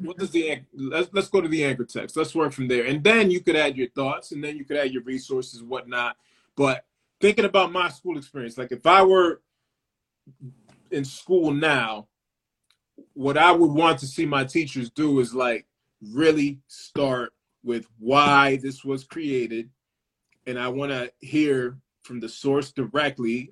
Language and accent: English; Lawrence, Massachusetts, United States; I'm from Lawrence, Massachusetts, uh, and Lawrence has a particular identity